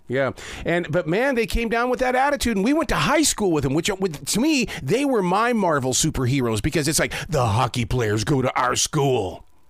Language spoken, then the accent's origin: English; Montana, United States; now in North Carolina, United States; I'm from Montana